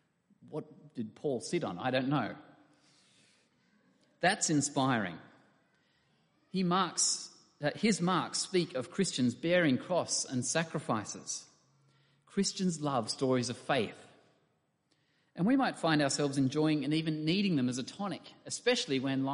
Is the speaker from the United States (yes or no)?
no; Camden, New South Wales, Australia; I grew up in Camden when it was much smaller than it is now, on the outskirts of Sydney.